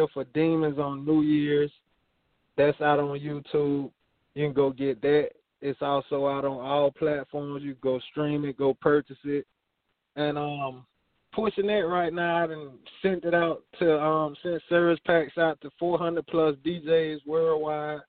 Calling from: Montgomery, Alabama, United States; I'm calling from Montgomery, Alabama.

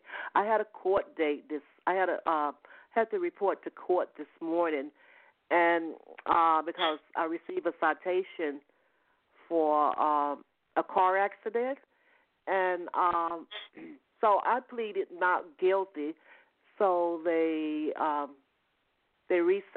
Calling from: Atlanta, Georgia, United States; I'm calling from Georgia, the Atlanta, Georgia area.

